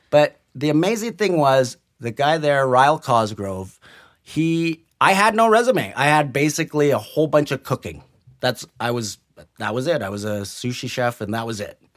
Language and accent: English; Burnaby, British Columbia, Canada; also born or lived in Vancouver / New Westminster; I was born in Vancouver, and I was brought up in New West and Burnaby